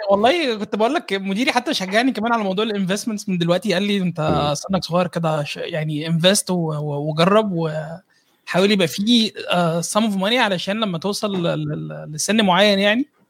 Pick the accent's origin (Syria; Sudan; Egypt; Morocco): Egypt